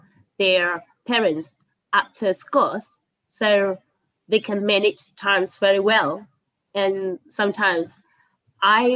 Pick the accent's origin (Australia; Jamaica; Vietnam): Vietnam; also born or lived in Hanoi; When I went back my hometown to be a teacher